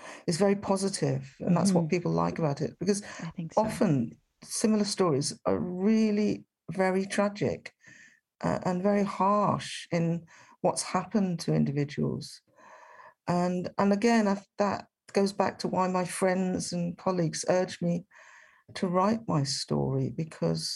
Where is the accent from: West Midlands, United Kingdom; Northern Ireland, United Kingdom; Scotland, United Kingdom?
West Midlands, United Kingdom; Birmingham; the answer I was giving, which was Birmingham